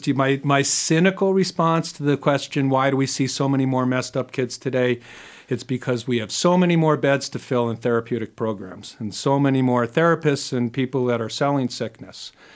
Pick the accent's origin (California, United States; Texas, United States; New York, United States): New York, United States; New York City; I grew up in New York City